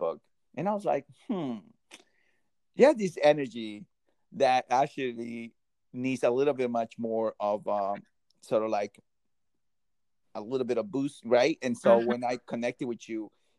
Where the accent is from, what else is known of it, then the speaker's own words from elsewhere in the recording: New Jersey, United States; I'm from Jersey.